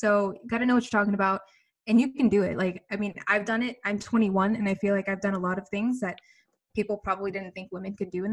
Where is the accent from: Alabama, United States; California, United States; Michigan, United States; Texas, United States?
Alabama, United States; Birmingham; moved away as an adult; now in New York, United States; I'm from Birmingham, Alabama.